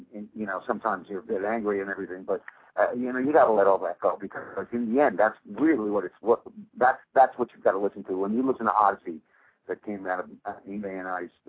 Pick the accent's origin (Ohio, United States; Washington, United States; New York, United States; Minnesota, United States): New York, United States; it was my hometown